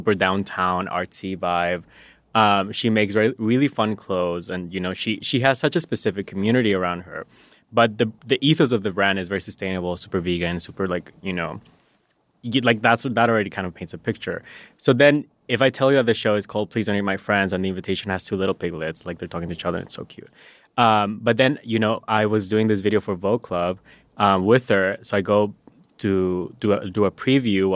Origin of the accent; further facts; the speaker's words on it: La Paz, Bolivia; first language Spanish; English is a second language; moved away as an adult; now in United States; I was born and raised in La Paz, Bolivia. And I moved to the U.S. for college in like 2014.